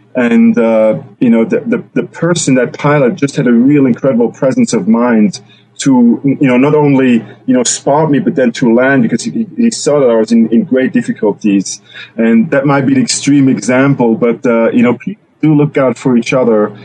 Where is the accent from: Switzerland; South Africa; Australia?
Switzerland; now in Juneau, United States; I grew up in Switzerland